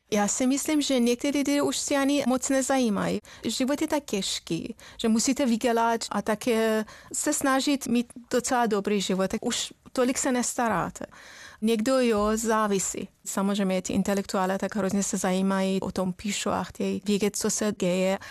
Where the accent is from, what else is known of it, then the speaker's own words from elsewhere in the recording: Iran; Czech is a second language; now in Czech Republic; já jsem původem z Iránu, já jsem žila tam třeba v době války s Irákem